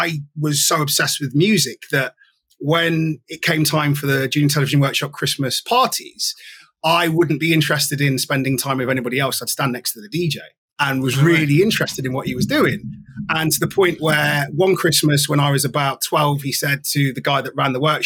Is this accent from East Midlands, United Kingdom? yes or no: yes; Nottingham, East Midlands, United Kingdom; I'm an only child, born and raised in Nottingham, a part of Nottingham called Arnold.